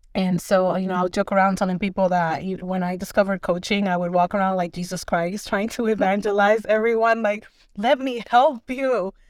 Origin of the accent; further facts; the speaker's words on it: Dominican Republic; moved away; I am originally from the Dominican Republic.